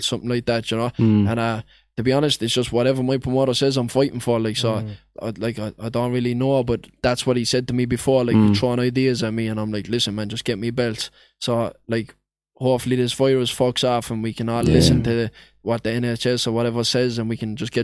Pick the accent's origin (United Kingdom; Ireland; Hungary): Ireland; Limerick, Munster; That's my hometown.